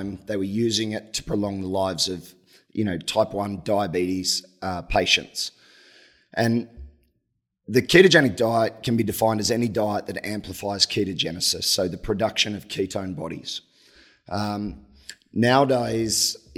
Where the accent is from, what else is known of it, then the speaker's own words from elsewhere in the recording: Australia; moved away; I'm Australian